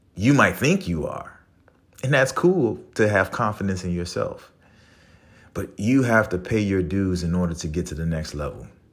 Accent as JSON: {"language": "English", "town": "New Orleans", "region": "Louisiana", "country": "United States", "moved": "yes", "said": "I'm from New Orleans, so I have a different way of expressing myself"}